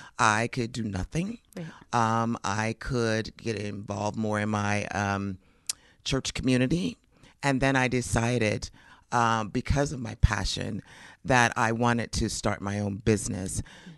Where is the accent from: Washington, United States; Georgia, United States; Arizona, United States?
Arizona, United States; Phoenix; moved away as an adult; now in Kansas City, United States; No, I'm from Phoenix, Arizona.